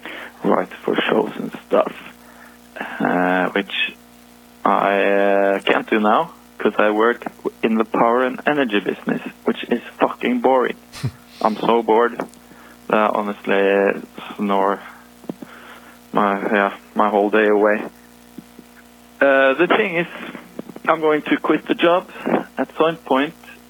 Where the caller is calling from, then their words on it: Norway; calling from Norway.